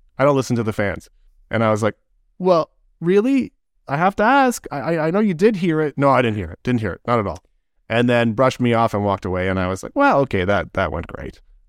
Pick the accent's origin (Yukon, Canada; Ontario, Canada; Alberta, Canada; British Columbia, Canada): Alberta, Canada; Edmonton; I was born and raised in Edmonton.